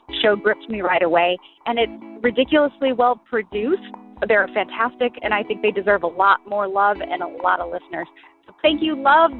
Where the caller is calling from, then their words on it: Cary, North Carolina, United States; I'm calling from Cary, North Carolina